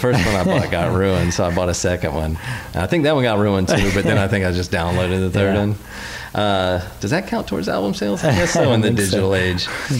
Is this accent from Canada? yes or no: yes; Manitoba, Canada; No, I'm from Manitoba, the Great White North.